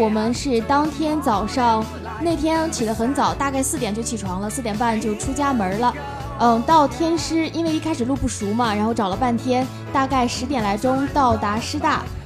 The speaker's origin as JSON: {"language": "Chinese", "town": "Jinan", "region": "Shandong", "country": "China", "tie": "born or raised there", "moved": "as an adult", "lives_now": "Tianjin, China", "said": "我的家乡是在山东济南"}